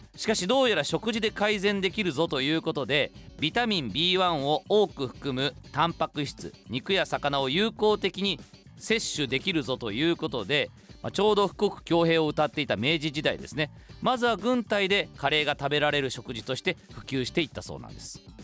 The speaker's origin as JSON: {"language": "Japanese", "town": "Toyokawa", "region": "Aichi", "country": "Japan", "tie": "born or raised there", "said": "僕の地元豊川"}